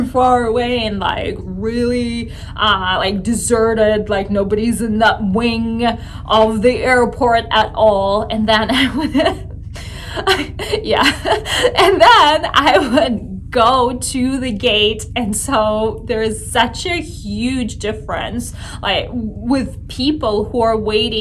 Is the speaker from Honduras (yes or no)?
no; Russia; moved away; growing up in Russia